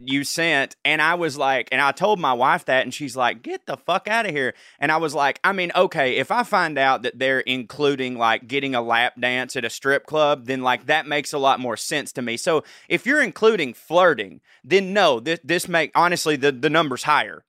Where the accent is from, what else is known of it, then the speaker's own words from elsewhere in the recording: the South, United States; in my hometown